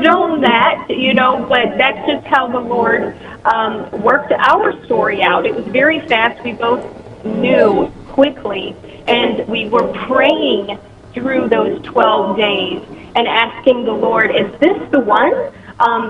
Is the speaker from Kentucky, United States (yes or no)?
yes; northern Kentucky, United States; moved away as an adult; I ended up going back home to my hometown in Kentucky, a little city in northern Kentucky